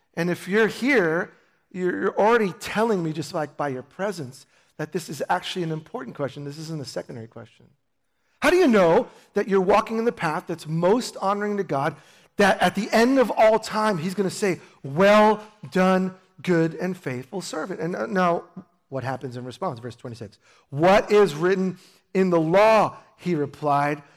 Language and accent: English; New York, United States; moved away; I grew up in New York